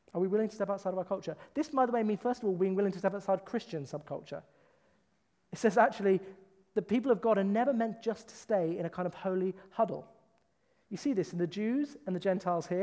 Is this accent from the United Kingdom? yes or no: yes; United Kingdom; I am from the British culture